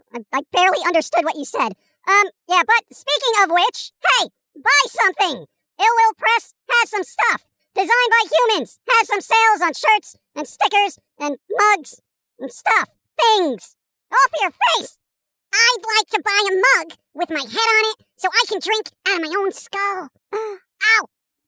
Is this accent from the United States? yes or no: no; England, United Kingdom; Because I'm English, I should be all like, oh, 007, like I got a valid opinion on it, you know?